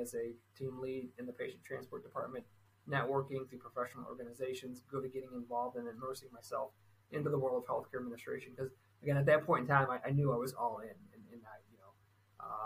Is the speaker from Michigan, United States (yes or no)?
yes; Michigan, United States; I'm from Michigan